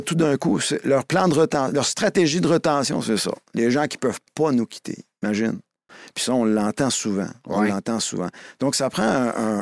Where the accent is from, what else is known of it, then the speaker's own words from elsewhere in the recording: Montreal, Quebec, Canada; also born or lived in Joliette; j'ai grandi dans, à Montréal, sur l'ouest de l'île, plus mm. anglophone que ça, ça n'existe pas